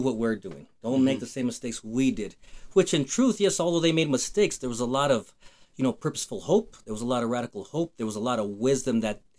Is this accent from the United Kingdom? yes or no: no; Fort Lupton, Colorado, United States; also born or lived in Denver, Colorado; Grew up in Fort Lupton, Colorado. I was born in Denver, Colorado, lived in Fort Lupton until I was 36